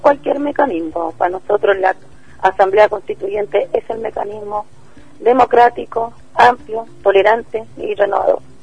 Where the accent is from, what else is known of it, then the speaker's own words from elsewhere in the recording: Santiago, Santiago Metropolitan Region, Chile; somos de Ferronavia